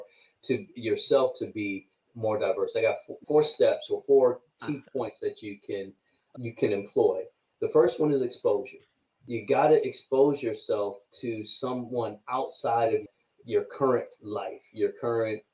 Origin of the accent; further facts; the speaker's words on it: New York, United States; I'm from New York.